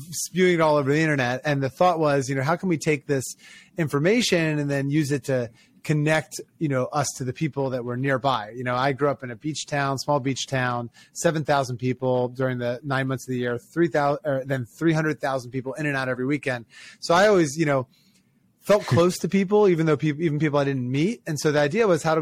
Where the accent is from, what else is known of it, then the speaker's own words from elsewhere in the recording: Ocean City, Maryland, United States; I grew up in Ocean City, Maryland